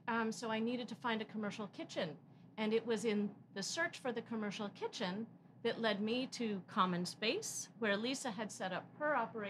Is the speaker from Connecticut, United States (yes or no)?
yes; Connecticut, United States; also born or lived in New York City / Baltimore; I was born in New York City also, but grew up in Connecticut. And I moved around rather a lot. I spent 4 years in boarding school outside of Baltimore, Maryland.